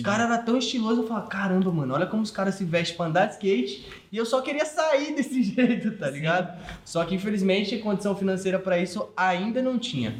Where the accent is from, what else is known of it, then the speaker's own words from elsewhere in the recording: Sorocaba, São Paulo, Brazil; also born or lived in Diadema, São Paulo; eu não nasci em Sorocaba, eu nasci em São Paulo, de Diadema. Aí meu pai, tipo, teve uma condição de uma empresa que convidou ele para vir para cá